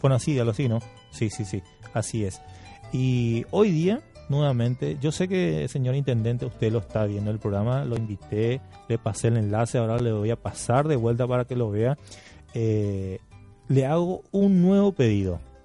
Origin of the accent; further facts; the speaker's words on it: San Estanislao, San Pedro Department, Paraguay; now in Argentina; yo soy santaniano, eh, de, corazón obviamente